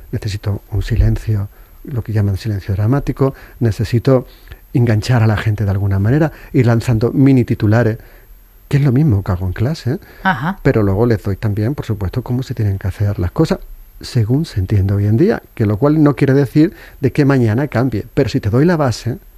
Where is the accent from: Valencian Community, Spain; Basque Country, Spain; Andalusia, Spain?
Andalusia, Spain; Seville; yo soy andaluz, podría hablar a una velocidad de vértigo, incluso comerme las palabras en Triana, que es donde me he criado, y me entenderían